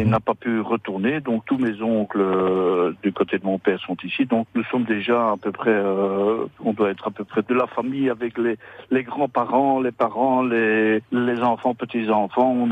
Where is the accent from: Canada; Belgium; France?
Belgium; Brussels, Brussels-Capital Region; Je dis que je suis basque bruxellois. Voilà, comme je suis né à Bruxelles, je suis ni basque espagnol ni basque français, basque bruxellois